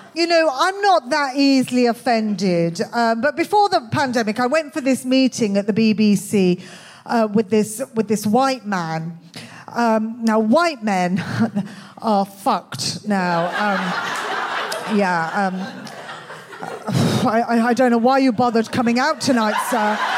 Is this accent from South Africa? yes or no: no; Birmingham, West Midlands, United Kingdom; accent: Birmingham; moved away as an adult; I was brought up in Birmingham. Um, obviously, I, I, don't live there anymore